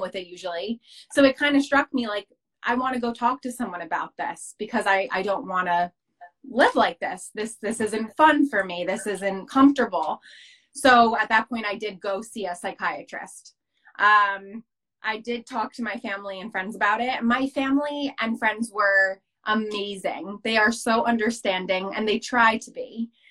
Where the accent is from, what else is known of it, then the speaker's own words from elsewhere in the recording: New Jersey, United States; I'm from America. Specifically, I'm from New Jersey, um, right outside New York City, about 20 minutes outside New York City